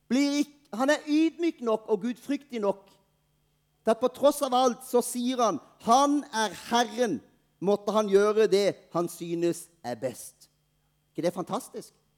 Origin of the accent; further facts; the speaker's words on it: Norway; Vi er nordmenn